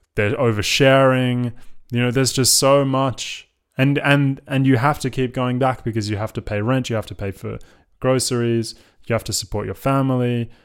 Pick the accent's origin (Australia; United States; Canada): Australia; now in London, United Kingdom; as an, as an Australian